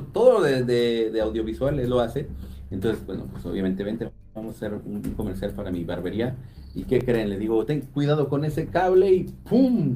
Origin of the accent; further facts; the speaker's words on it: Atizapán de Zaragoza, State of Mexico, Mexico; also born or lived in Naucalpan; yo soy de Atizapán de Zaragoza y estudié allá en Naucalpan